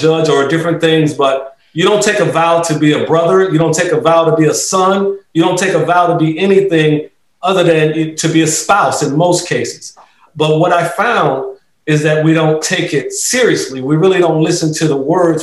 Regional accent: Rocky Mount, North Carolina, United States; also born or lived in Raleigh, North Carolina; I'm right in Raleigh, born and bred in Rocky Mount, North Carolina.

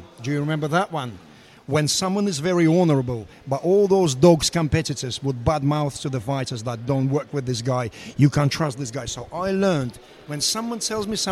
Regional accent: Russia; English is a second language; moved away as an adult; also born or lived in Moscow; now in United Kingdom; I come from Russia.

